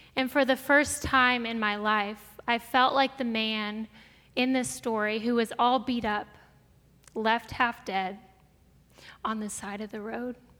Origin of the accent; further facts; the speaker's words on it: Brea, California, United States; also born or lived in Springfield, Missouri; I grew up here in Brea. My parents moved to Brea when I was two years old